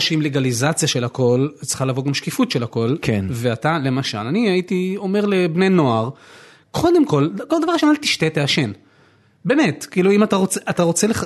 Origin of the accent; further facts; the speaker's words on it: Tel Aviv, Tel Aviv District, Israel; now in Givatayim, Israel; אני נולדתי בתל אביב